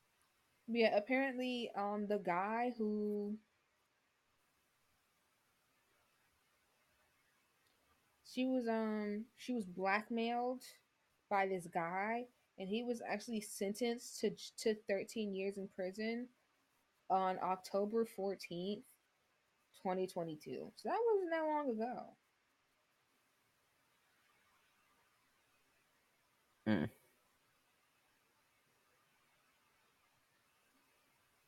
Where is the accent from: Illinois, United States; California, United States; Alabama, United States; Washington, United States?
Illinois, United States; Chicago; I do know where I come from. I'm from Chicago. That's where I'm from